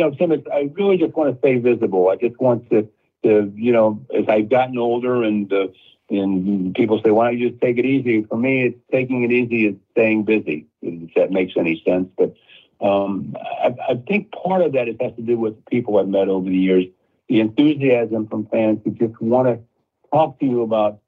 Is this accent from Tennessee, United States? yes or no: no; St. Louis, Missouri, United States; moved away; I grew up in St. Louis